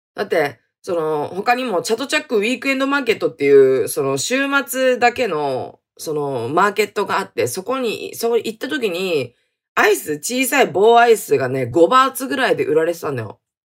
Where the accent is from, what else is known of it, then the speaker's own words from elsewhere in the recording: Hokkaido, Japan; 北海道出身